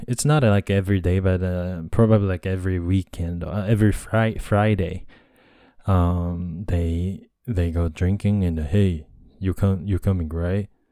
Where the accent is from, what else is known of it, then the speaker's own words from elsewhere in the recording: Japan; English is a second language; also born or lived in United States; I'm a Japanese guy and English is my second language